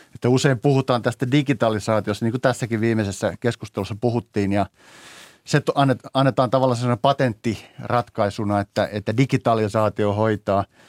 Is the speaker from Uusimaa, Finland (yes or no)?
no; Teuva, South Ostrobothnia, Finland; moved away; itse tulen tai olen syntyisin pienestä Teuan kunnasta